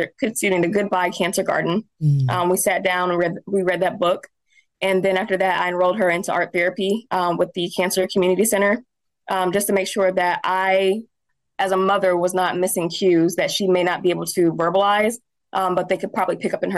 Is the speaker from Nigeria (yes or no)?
no; Indianapolis, Indiana, United States; also born or lived in Anderson, Indiana; I was actually born in Anderson, moved here when I was 5, so I don't think it counts. But I still love my hometown, nevertheless, but I was raised in Indianapolis